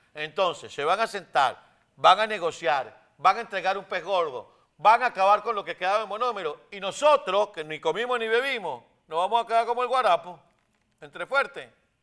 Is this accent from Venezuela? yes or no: yes; Venezuela; por venezolanos que somos